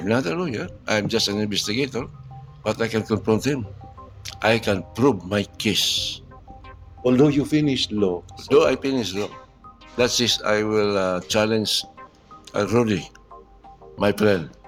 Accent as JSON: {"language": "English", "country": "Philippines", "said": "I'm a Filipino"}